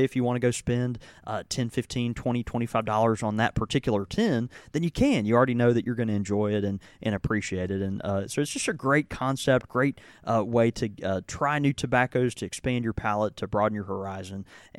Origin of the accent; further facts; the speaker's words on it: Southern United States, United States; Look, I'm a Waffle House fan as much as any Southerner.